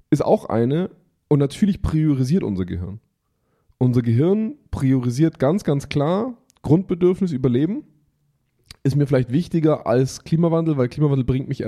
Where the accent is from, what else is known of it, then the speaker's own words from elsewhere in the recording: Germany; bei uns in Deutschland